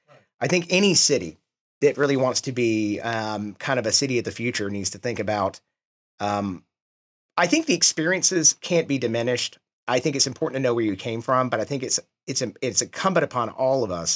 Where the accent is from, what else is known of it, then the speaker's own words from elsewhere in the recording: Atlanta, Georgia, United States; also born or lived in Birmingham, Alabama; now in Kansas City, United States; I grew up in Georgia, but I'm from Birmingham, Alabama.